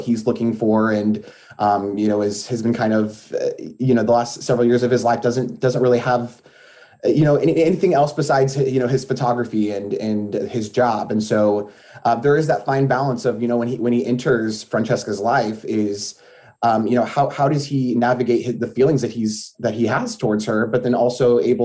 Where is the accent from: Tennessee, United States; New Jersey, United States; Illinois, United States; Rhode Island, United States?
Illinois, United States; Springfield; moved away as an adult; now in Champaign, United States; I'm actually originally from the Springfield area